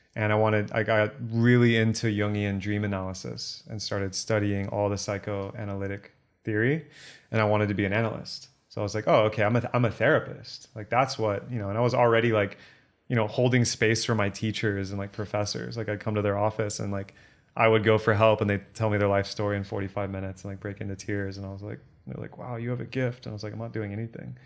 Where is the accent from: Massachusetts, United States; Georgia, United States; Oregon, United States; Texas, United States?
Texas, United States; Born and raised in Texas